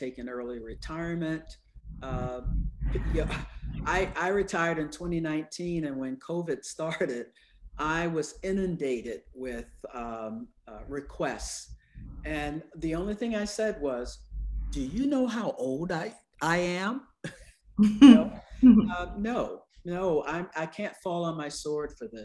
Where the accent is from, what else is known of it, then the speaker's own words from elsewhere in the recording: the South, United States; I'm from the South